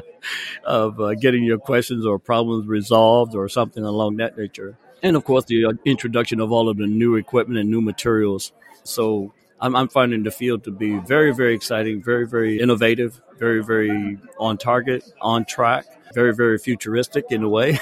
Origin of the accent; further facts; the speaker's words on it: New Orleans, Louisiana, United States; moved away as an adult; now in Texas, United States; born and raised in New Orleans, Louisiana. Spent the first 18 years of my life